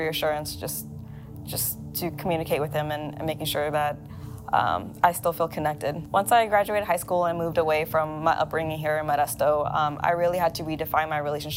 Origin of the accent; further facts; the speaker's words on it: Thailand; moved away; also born or lived in Laos; I was born in Thailand, but my family are from Laos